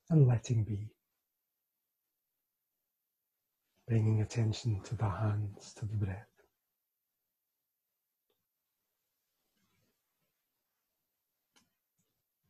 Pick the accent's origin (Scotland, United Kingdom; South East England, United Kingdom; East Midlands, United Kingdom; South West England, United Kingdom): Scotland, United Kingdom; as a Scotsman